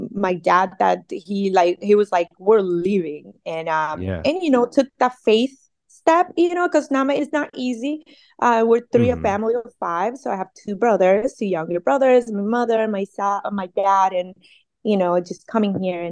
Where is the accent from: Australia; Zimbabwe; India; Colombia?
Colombia; also born or lived in Montería, Colombia / Barranquilla, Colombia / Santa Marta, Colombia / Cartagena, Colombia; now in California, United States; I'm a immigrant from Colombia